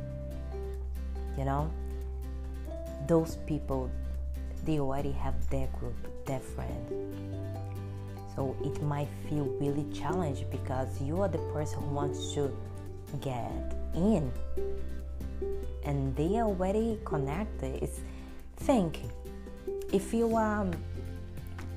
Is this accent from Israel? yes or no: no; Brazil; English is a second language; moved away as an adult; now in United States; I'm here in the United States, I came from Brazil